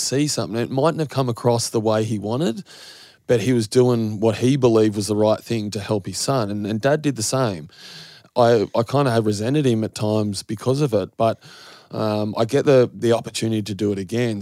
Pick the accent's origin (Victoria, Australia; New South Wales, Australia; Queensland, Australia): New South Wales, Australia; Goulburn; growing up in Goulburn